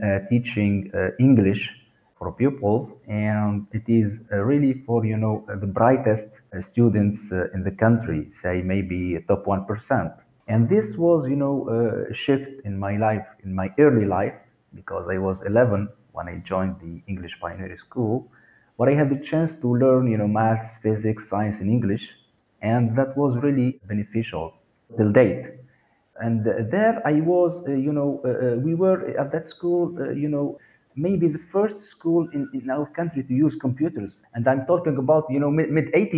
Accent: Sousse, Sousse Governorate, Tunisia; also born or lived in Sweden; So I was grown there in a nice town called Sousse

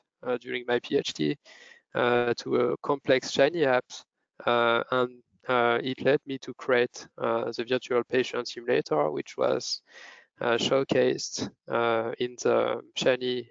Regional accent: France; moved away as an adult; also born or lived in Lyon / Paris; now in Zurich, Switzerland; I was born in France 28 years ago.

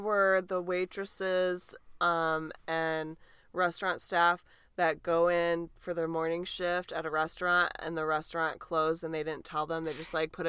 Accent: Michigan, United States; moved away; Michigan. You're my home state. I love you. Michigander for life.

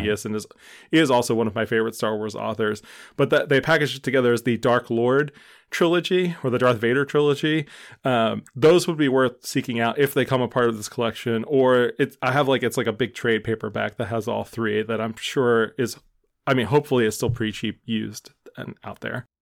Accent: Philadelphia, Pennsylvania, United States; as a Philadelphian

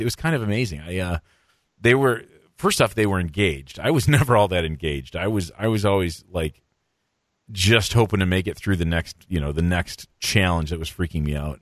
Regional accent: Michigan, United States; moved away as an adult; also born or lived in Minnesota; I grew up in Michigan

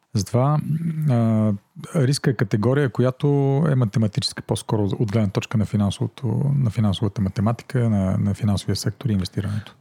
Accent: Plovdiv, Plovdiv Province, Bulgaria; also born or lived in United States; аз съм пловдивчанин. 90-та година завърших английската в Пловдив.

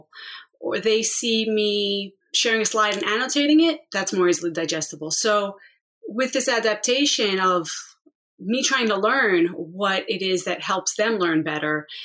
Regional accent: New York City, New York, United States; now in Long Island, United States; I grew up mostly in the Bronx

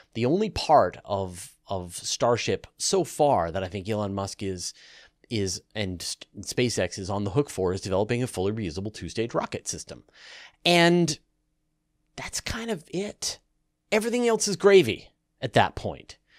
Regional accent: Canada; as a Canadian who grew up in the country

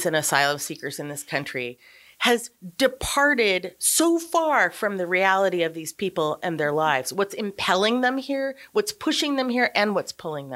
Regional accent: Montana, United States; I'm from Montana

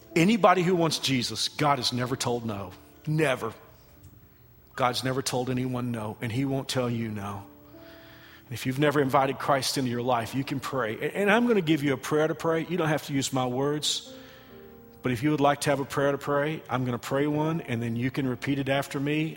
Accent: Texas, United States; now in Kansas, United States; I am from Texas. Kansas is my home.

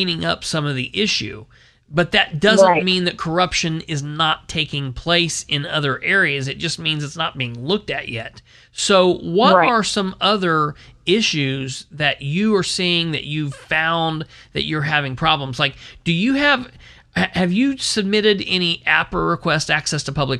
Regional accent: Muncie, Indiana, United States; now in Winchester, United States; my hometown where I was born and raised is Muncie

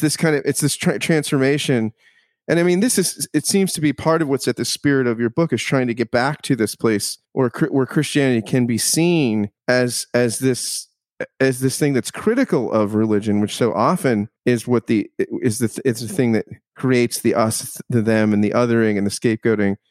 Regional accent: United States; as an American

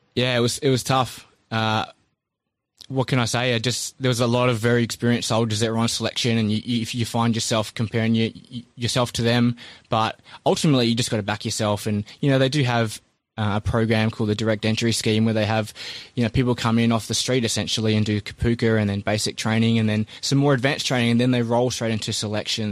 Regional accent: Christchurch, Canterbury, New Zealand; I was born in New Zealand and grew up in Christchurch

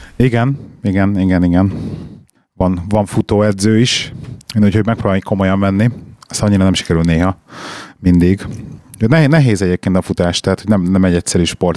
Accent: Budapest, Hungary; moved away as an adult; also born or lived in London; now in Birmingham, United Kingdom; én Budapest belvárosában nőttem föl gyerekként, 21 évig laktam a 6. kerületben

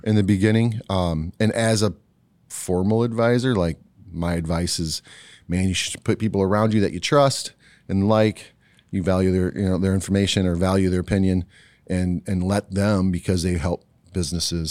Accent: Ohio, United States; now in West Michigan, United States; I was born in Ohio.

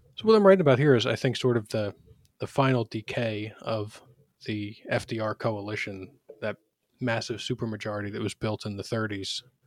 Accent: Philadelphia, Pennsylvania, United States; also born or lived in Washington, D.C.; I was born in Philadelphia, uh, and raised there.

